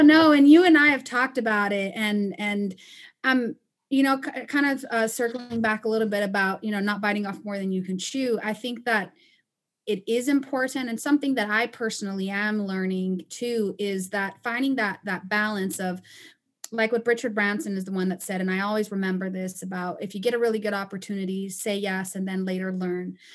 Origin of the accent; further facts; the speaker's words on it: Panama; moved away as an adult; also born or lived in Costa Rica / Chicago, United States; now in United States; I am originally from Panama and Costa Rica, and, um, I immigrated here to the States almost eight years ago